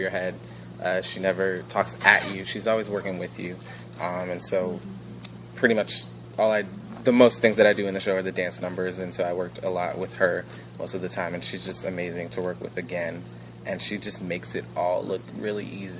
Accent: Virginia, United States; I'm from Virginia

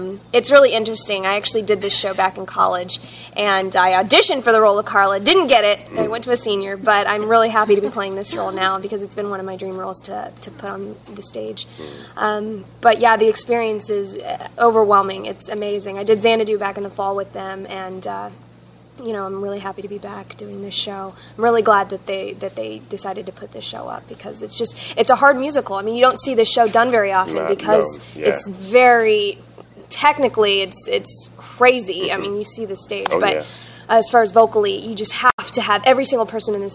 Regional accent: Indiana, United States; I'm from Indiana

